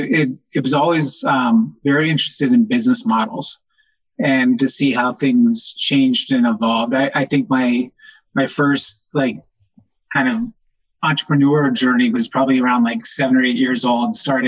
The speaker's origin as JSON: {"language": "English", "town": "Taos", "region": "New Mexico", "country": "United States", "tie": "born there", "said": "I was born in Taos, New Mexico, and had moved around a lot of different states prior to going to school."}